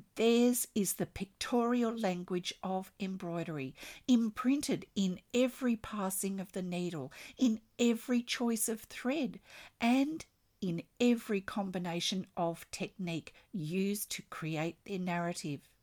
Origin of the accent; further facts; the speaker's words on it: Australia; I'm an Australian textile artist